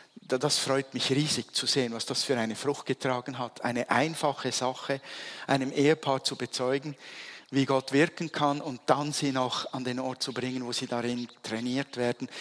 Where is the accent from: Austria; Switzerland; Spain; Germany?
Switzerland; als Schweizer bist du es gewohnt